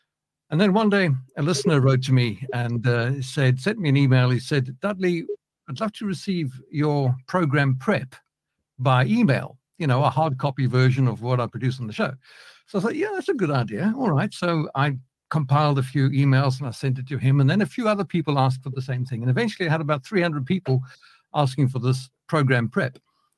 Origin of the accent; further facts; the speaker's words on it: Johannesburg, Gauteng, South Africa; now in United Kingdom; I wasn't born in Britain. I was born in South Africa, so you might pick up a bit of a mix in the accent over here. Born in Johannesburg, South Africa, quite a few years ago, I'll add. We moved to the UK in 1996